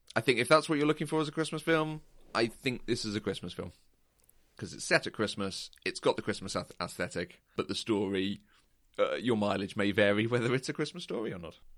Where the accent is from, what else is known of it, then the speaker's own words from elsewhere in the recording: United Kingdom; as a Brit